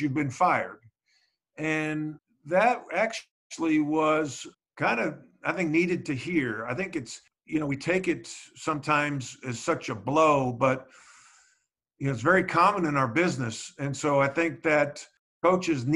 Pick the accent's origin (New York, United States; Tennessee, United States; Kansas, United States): New York, United States; moved away as an adult; also born or lived in Charlotte, North Carolina; I'm an Irish Catholic kid from New York